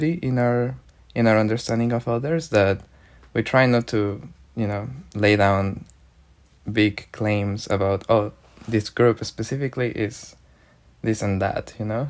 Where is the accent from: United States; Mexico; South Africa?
Mexico; I am from Mexico and my research is around Mexico